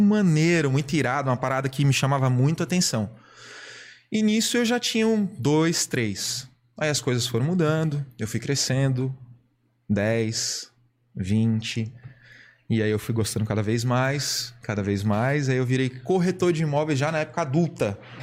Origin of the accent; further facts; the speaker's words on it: Brasília, Federal District, Brazil; moved away as an adult; now in Blumenau, Brazil; aonde eu nasci, que é em Brasília